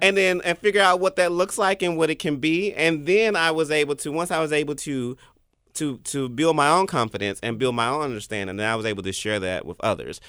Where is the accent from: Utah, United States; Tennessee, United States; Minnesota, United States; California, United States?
Tennessee, United States; Memphis; I've never lived outside of Memphis